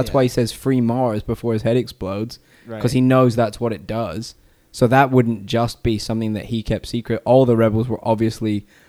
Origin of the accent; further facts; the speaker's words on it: England, United Kingdom; I'm from England. I'm allowed to make stuff.